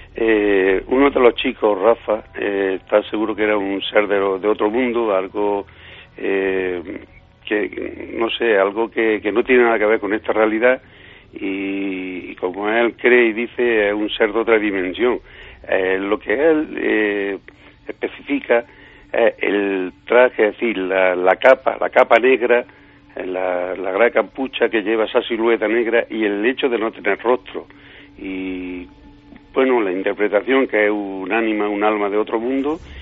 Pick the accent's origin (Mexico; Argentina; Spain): Spain; Villanueva del Duque, Andalusia; mi pueblo de Villanueva del Duque